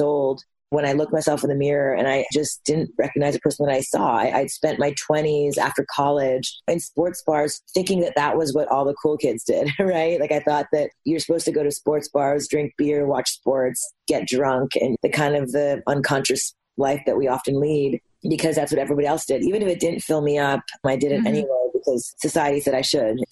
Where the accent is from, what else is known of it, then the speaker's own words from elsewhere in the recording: Montreal, Quebec, Canada; I'm half Japanese, half Indian, born and raised in Montreal, Canada